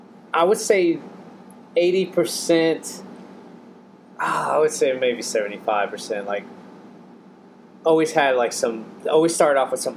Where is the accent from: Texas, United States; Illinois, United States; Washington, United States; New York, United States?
Texas, United States; Houston; I'm from Houston.